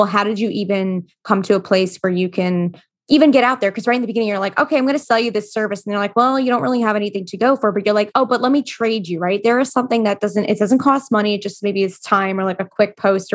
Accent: New York City, New York, United States; me being a New Yorker as well

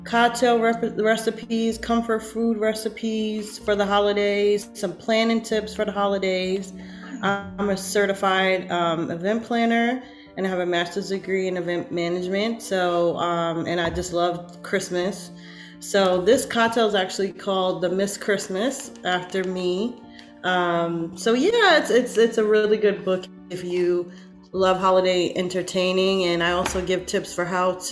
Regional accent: Brooklyn, New York, United States; we're both from Brooklyn, New York

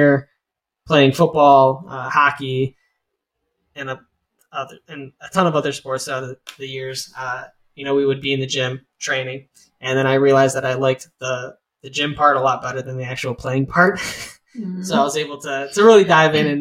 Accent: Lakewood, Ohio, United States; now in Bowling Green, United States; I was born and raised in Lakewood, Ohio

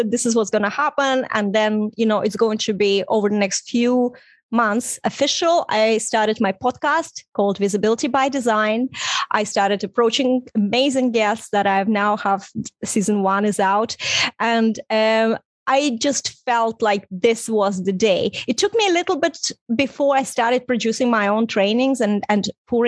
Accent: Estonia; first language Russian; English is a second language; moved away as an adult; also born or lived in Ireland; Even for me to leave Estonia, it was late 90s

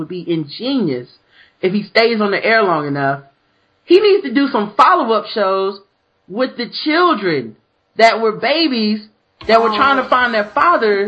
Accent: the South, United States; I'm from the South

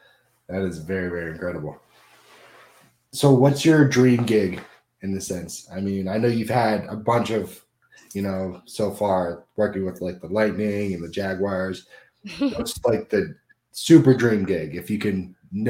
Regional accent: Orlando, Florida, United States; I was born and raised here in Florida, in Orlando area.

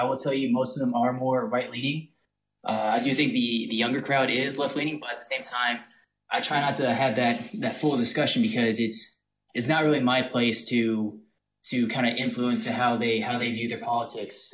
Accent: North Louisiana, United States; I am from Louisi-, North Louisiana

